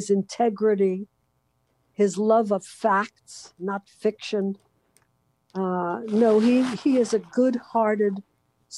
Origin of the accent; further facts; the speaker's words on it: New York City, New York, United States; moved away as an adult; now in West Coast, United States; growing up in Brooklyn and living in New York so many years